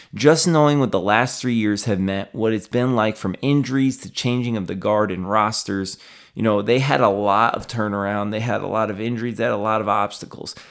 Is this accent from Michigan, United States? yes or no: no; Albany, New York, United States; my hometown here